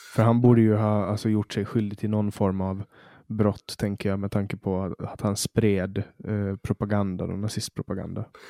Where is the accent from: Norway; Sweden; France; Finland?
Finland; Åland; vi är ju en minoritet, vi ålänningar, vi är ju svenskspråkiga